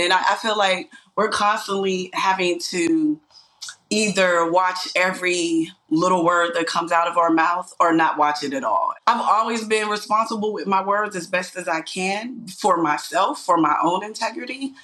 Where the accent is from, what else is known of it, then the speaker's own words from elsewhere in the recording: Pittsburgh, Pennsylvania, United States; my hometown